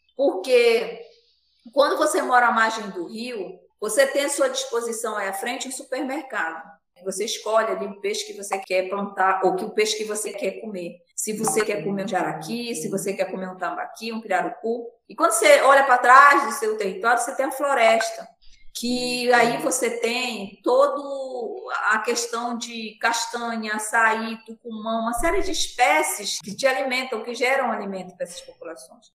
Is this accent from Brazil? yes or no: yes; Pará, Brazil; now in Manaus, Brazil; eu moro em Manaus, no Amazonas, desde 2004, mas eu nasci no Pará, numa comunidade quilombola, 40 quilômetros de Santarém.